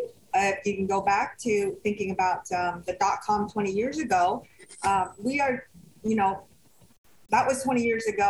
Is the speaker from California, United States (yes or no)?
yes; Sunnyvale, California, United States; also born or lived in Vietnam; I settled in the Bay Area. So I grew up in Sunnyvale